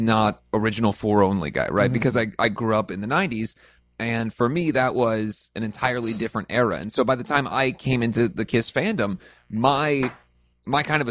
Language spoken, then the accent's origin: English; Midwest, United States; growing up in the Midwest